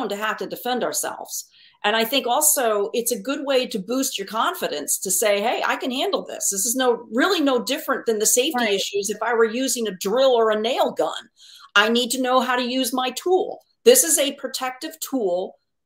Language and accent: English; Connecticut, United States; moved away as an adult; I'm born and raised in Connecticut.